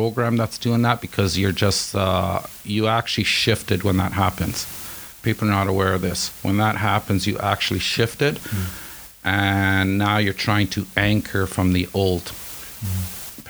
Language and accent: English; Italy; moved away as an adult; now in Canada; I'm from Italy